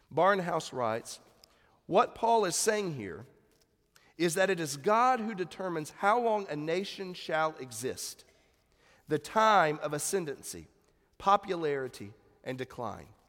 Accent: United States

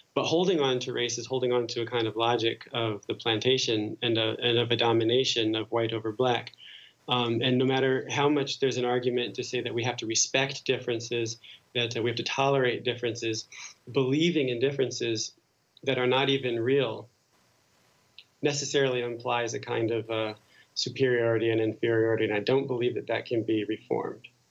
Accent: New Jersey, United States; moved away as an adult; now in Paris, France; growing up in New Jersey

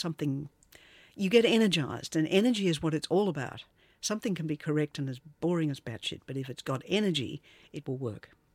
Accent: Australia; also born or lived in London; I am Australian

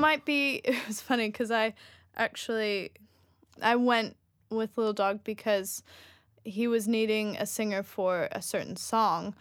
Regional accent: United States; moved away; also born or lived in Sweden / Australia; I'm from the United States

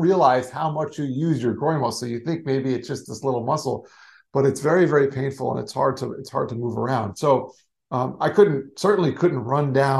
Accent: South Florida, United States; also born or lived in New York; I grew up in South Florida, but I wanted to go back to New York that's actually where I was born

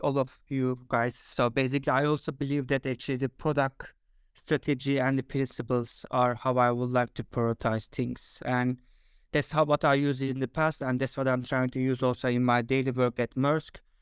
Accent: Turkey; moved away as an adult; now in Denmark; I am originally from Turkey, but I have been living in Denmark for last fifteen years.

